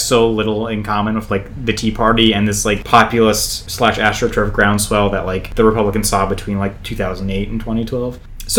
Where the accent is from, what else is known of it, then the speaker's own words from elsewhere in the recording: New Jersey, United States; just remember that I'm from New Jersey too.